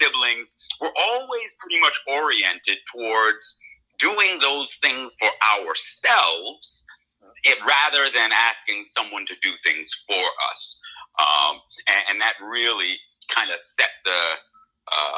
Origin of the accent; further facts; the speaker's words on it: Cambridge, Massachusetts, United States; I was born and raised in Cambridge, Massachusetts